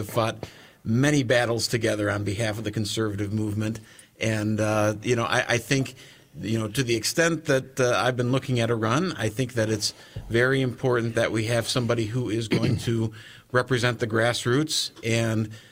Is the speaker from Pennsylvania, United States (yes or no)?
no; Green Bay, Wisconsin, United States; also born or lived in Beaver Dam, Wisconsin; I was born in Beaver Dam and moved to Green Bay when I was about 10